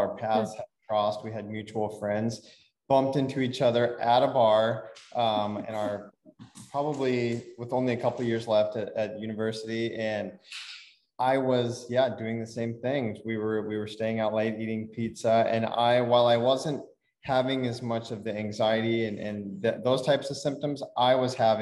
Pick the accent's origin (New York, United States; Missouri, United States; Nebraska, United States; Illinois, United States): Nebraska, United States; moved away; we're from Nebraska. We're in Nebraska.